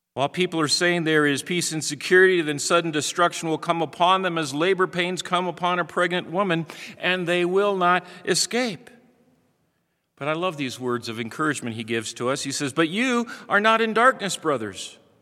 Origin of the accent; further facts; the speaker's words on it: Midwest, United States; Growing up in the Midwest